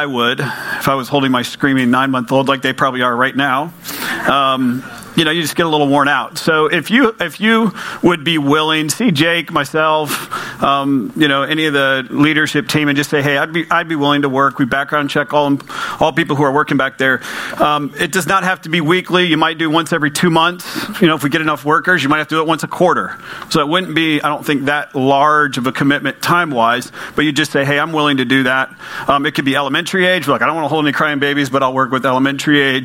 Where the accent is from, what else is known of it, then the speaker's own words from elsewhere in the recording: United States; I'm from Polk County.